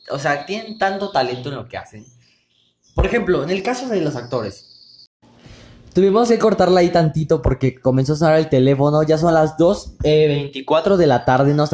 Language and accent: Spanish; Mexico; quítense también ese estigma como mexicanos que somos, porque creemos que tenemos como que ese miedo al riesgo, ¿no?